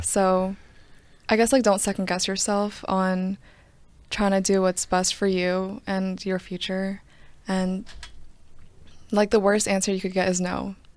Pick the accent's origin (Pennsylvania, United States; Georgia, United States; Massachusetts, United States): Georgia, United States; Johns Creek; also born or lived in Duluth, Georgia; I'm not from DeKalb. Originally, I'm from Johns Creek